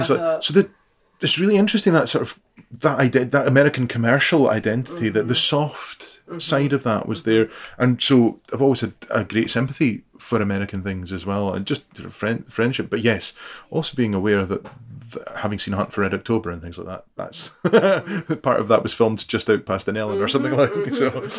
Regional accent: Dunoon, Scotland, United Kingdom; also born or lived in Greenock; now in Dervaig, United Kingdom; So I grew up in Dunoon. So I was born in Greenock, but my family were in Dunoon, still are.

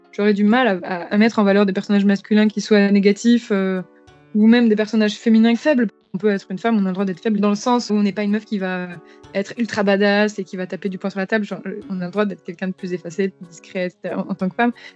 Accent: France; je suis une, vieille française euh, euh, sans aucune, sans aucune origine mystique ou, exotique que ce soit.

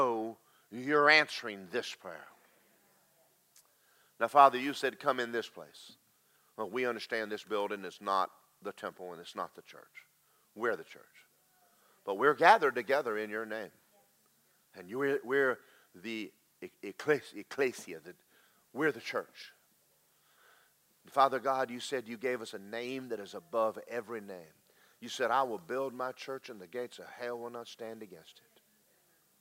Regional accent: United States; we as American Christians

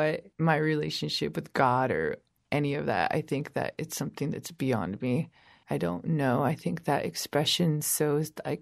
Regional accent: San Francisco, California, United States; also born or lived in San Joaquin Valley, California; now in Portland, United States; I was born in San Francisco, California

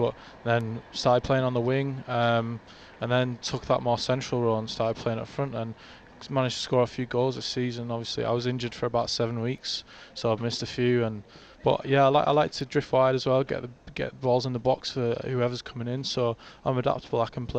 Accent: Barrow-in-Furness, North West England, United Kingdom; It means so much to play for Barrow, especially my hometown.

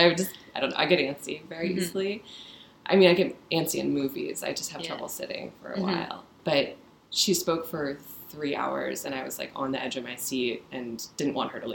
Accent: Midwest, United States; moved away; also born or lived in San Francisco, California; I was born in San Francisco, but mostly raised in the Midwest

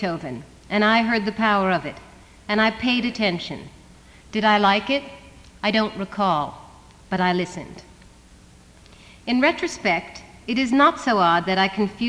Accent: the East, East Coast, United States; I come from the East where we have real winter.

